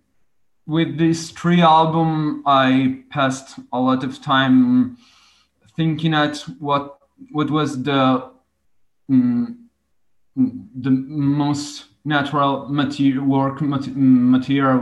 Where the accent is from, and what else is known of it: Italy; first language Italian; English is a second language